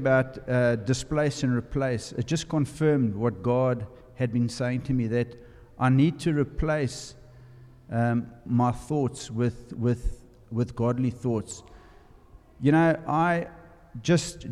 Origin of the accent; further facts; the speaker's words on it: South Africa; moved away; I'm from South Africa. You'll notice from my accent.